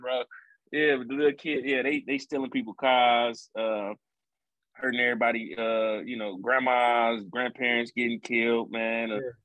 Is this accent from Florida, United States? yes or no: no; Chicago, Illinois, United States; now in Houston, United States; Chicago, man, it's a beautiful city, man. It's my hometown. I love it. You know, grew up there, you know, all of my life till I moved here